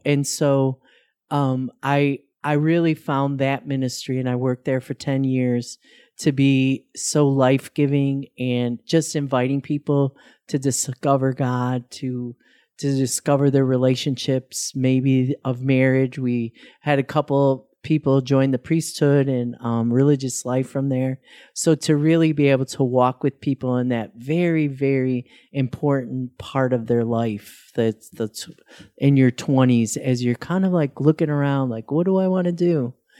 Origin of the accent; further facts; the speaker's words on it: Chicago, Illinois, United States; moved away as an adult; also born or lived in Iowa; I'm born and raised in Chicago, Illinois